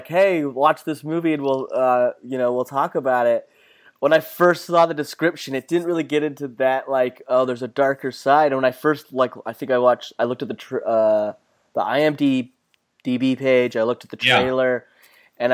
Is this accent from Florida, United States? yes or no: no; Utah, United States; moved away as an adult; now in Los Angeles, United States; I grew up, born and raised in Utah, and then I moved out here 6 years ago.